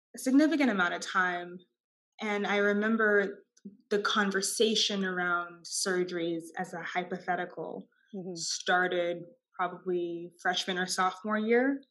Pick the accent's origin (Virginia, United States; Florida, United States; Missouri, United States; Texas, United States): Texas, United States; Austin; born or raised there